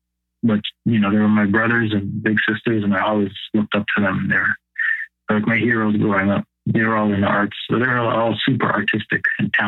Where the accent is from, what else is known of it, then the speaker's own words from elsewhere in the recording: Windsor, Ontario, Canada; So my background is, I'm Canadian, born in Canada, born in Windsor, Ontario. My father is from Windsor, Chatham area. His ancestors came to Canada many, many generations ago. They settled here. They came up through the Underground Railroad.